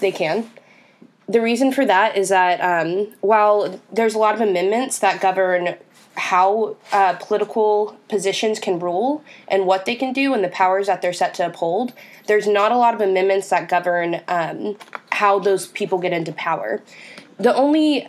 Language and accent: English; Texas, United States; Texas, my home state